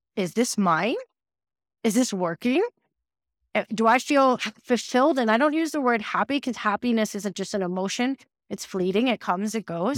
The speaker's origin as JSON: {"language": "English", "town": "New York City", "region": "New York", "country": "United States", "tie": "born or raised there", "moved": "yes", "said": "I'm from New York City originally. I'm half Canadian, half American, but I grew up between like Brooklyn and Manhattan"}